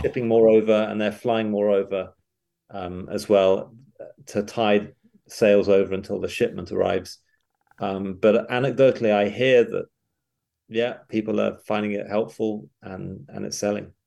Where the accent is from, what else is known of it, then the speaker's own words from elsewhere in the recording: United Kingdom; moved away as an adult; also born or lived in England; now in Knoxville, United States; I'm, I'm British